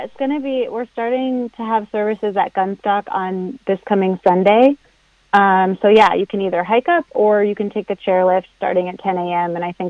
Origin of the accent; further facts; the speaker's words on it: New Hampshire, United States; I grew up in New Hampshire